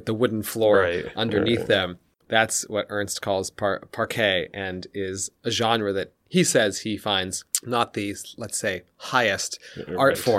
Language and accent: English; United States; I think that my position as an American was definitely an aid in writing this book and really just in doing my work as a journalist in Russia more broadly